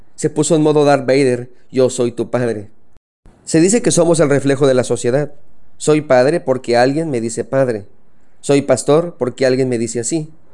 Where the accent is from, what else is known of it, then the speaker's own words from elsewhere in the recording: Mexico; soy mexicano